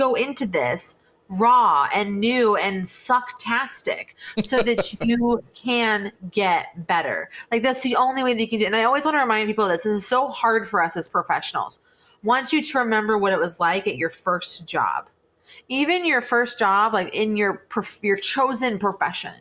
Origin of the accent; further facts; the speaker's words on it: West Coast, United States; I was from the West Coast